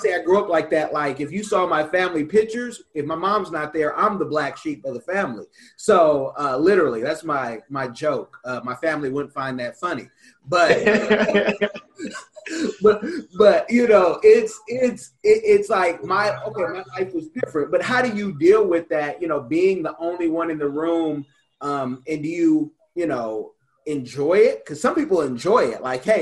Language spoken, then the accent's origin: English; Oakland, California, United States; I'm from Oakland, but I got to also get outside of Oakland fairly quickly and be able to go back